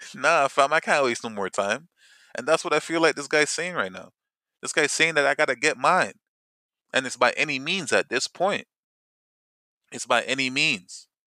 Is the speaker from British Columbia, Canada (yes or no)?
no; Toronto, Ontario, Canada; we're from Toronto